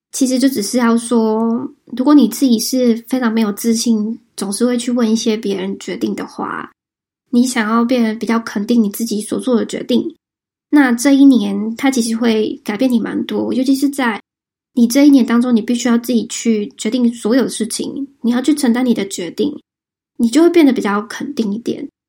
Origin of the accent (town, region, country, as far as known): Taiwan; moved away